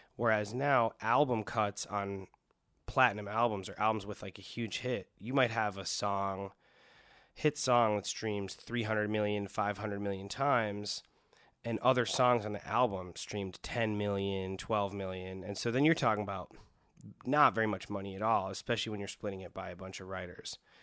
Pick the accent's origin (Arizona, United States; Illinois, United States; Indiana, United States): Illinois, United States; Wilmette; also born or lived in Chicago; I grew up in Chicago, um, r, and mainly grew up right outside in a town called Wilmette, Illinois